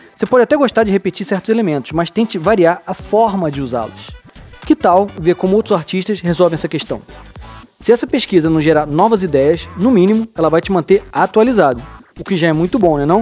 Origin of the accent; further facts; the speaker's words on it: Brazil; A gente, como brasileiro